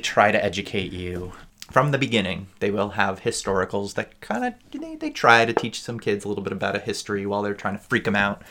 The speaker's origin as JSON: {"language": "English", "country": "United States", "said": "As an American"}